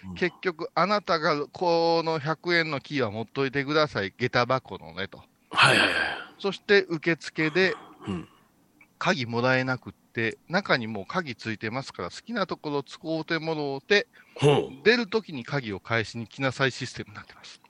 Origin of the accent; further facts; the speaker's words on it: Kurashiki, Okayama, Japan; 地元では玉商って言いますけどね